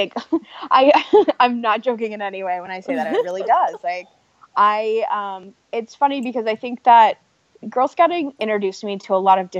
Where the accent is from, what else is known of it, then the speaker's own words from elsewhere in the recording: Ohio, United States; Like, I'm from Ohio. I didn't grow up in a house that hunts, but I understand hunting, you know?